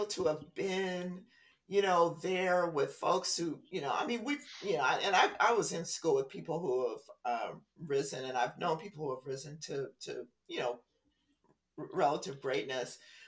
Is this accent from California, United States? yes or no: yes; Compton, California, United States; also born or lived in View Park, California; I was from Compton